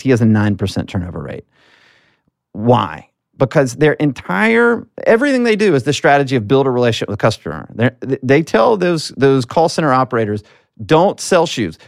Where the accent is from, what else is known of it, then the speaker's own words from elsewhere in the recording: Alabama, United States; as a southerner, I'm from Alabama